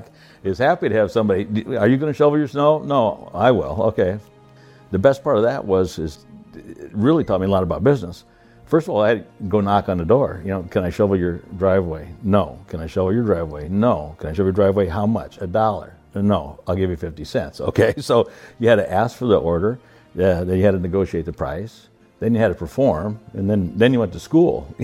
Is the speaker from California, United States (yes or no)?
no; Iowa, United States; I was born in Iowa on a farm, the oldest of five kids. My dad worked